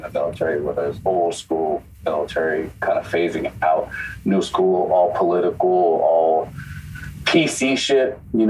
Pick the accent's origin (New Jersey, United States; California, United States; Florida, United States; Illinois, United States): California, United States; Bay Area; also born or lived in El Salvador; I'm a local kid. I grew up here in the Bay Area.